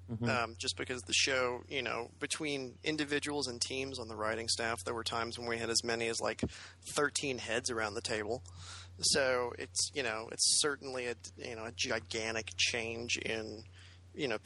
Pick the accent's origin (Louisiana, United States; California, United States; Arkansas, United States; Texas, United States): Louisiana, United States; New Orleans; just outside of New Orleans, actually.